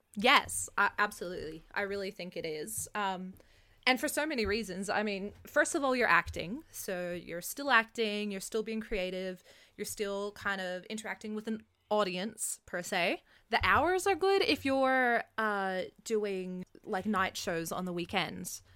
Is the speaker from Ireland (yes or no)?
no; Canada; also born or lived in Australia; now in Canberra, Australia; I'm Canadian, I was traveling between Canada and Australia